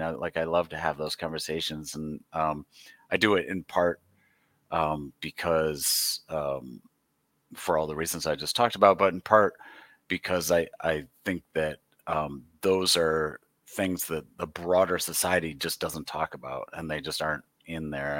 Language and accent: English; Michigan, United States; I, uh, have lived, born and raised in Michigan, lived here